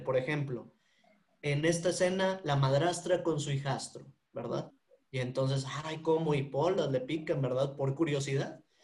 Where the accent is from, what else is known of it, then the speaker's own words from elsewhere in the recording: Monterrey, Nuevo León, Mexico; soy regio